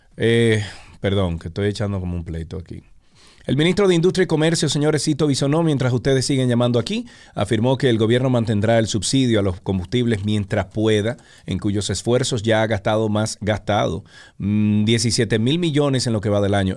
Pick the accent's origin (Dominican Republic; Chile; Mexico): Dominican Republic